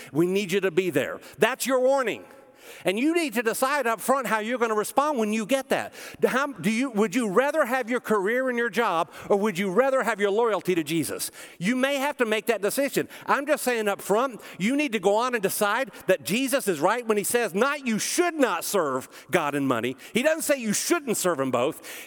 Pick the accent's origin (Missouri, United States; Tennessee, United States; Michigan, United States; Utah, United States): Tennessee, United States; Smyrna; I grew up in Smyrna, Tennessee.